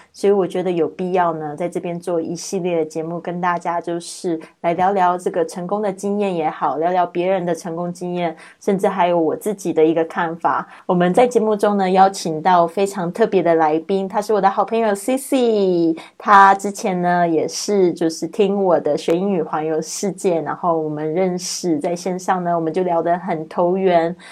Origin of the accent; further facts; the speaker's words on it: Taiwan; now in Spain; 来自台湾。五年前开始线上制作播客，环绕北半球两圈之后，我现在居住在西班牙，过着梦想中自由富足的生活